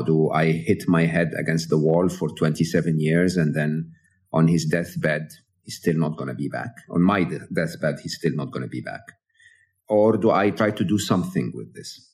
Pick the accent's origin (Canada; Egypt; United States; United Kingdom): Egypt; moved away; I'm an Egyptian, born and raised in Egypt